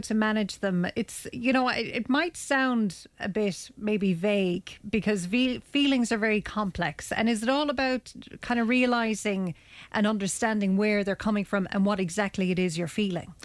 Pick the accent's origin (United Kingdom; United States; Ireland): Ireland; as Irish people